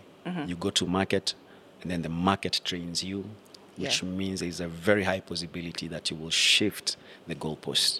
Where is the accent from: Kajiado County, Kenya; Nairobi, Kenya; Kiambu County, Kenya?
Kajiado County, Kenya; Ongata Rongai; I grew up in Ongata Rongai